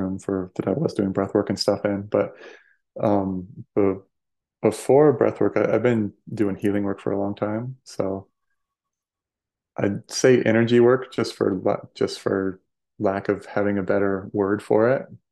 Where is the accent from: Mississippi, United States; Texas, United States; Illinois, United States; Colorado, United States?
Colorado, United States; Denver; moved away as an adult; now in Sedona, United States; I grew up in Colorado, like Denver area